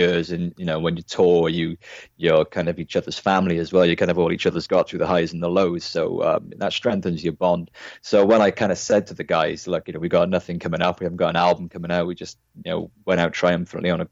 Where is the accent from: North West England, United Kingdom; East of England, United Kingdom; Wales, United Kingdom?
Wales, United Kingdom; Cardiff; we're all from Cardiff, South Wales